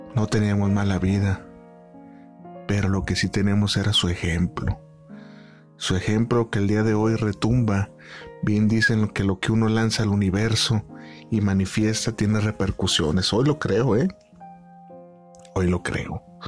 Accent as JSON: {"language": "Spanish", "town": "Guadalajara", "region": "Jalisco", "country": "Mexico", "tie": "born or raised there", "moved": "as an adult", "said": "decidí venirme a la ciudad de Guadalajara, de donde soy originario"}